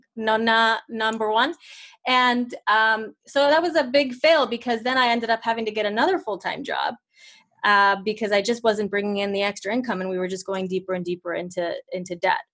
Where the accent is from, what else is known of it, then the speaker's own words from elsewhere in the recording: Italy; moved away; I am from Italy